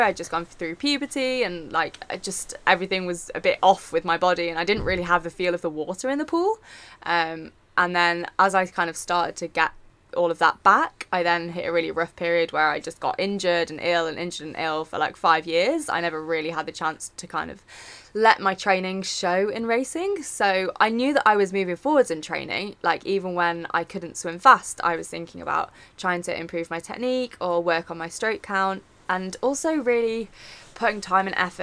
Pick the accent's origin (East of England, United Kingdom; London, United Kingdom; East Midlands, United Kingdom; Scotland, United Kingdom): East Midlands, United Kingdom; Nottingham; moved away as an adult; now in Sheffield, United Kingdom; I'm originally from Nottingham